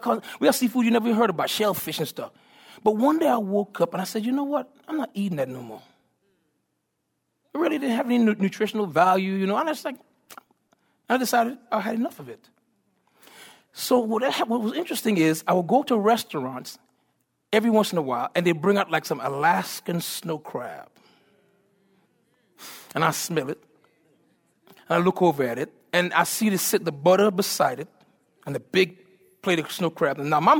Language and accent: English; U.S. Virgin Islands; I'm from the Virgin Islands, and so I love seafood.